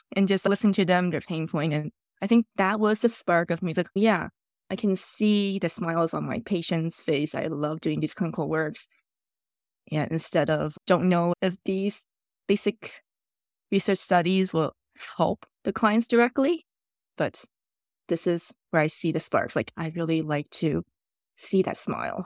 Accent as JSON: {"language": "English", "country": "Taiwan", "tie": "born or raised there", "moved": "yes", "lives_now": "Canada", "said": "My childhood memory in Taiwan"}